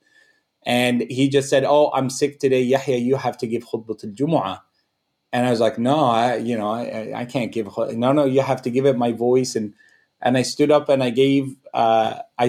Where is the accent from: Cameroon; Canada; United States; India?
Canada; I'm Canadian. I wouldn't say I'm Egyptian. I'm Canadian